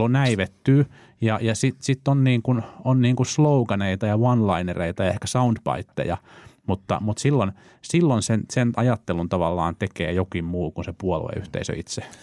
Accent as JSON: {"language": "Finnish", "town": "Vantaa", "region": "Uusimaa", "country": "Finland", "said": "mä olen siis vantaalainen"}